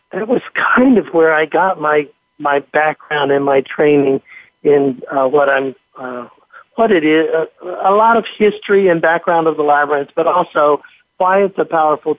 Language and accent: English; Central Ohio, United States; moved away; I'm originally from Central Ohio, and I had family there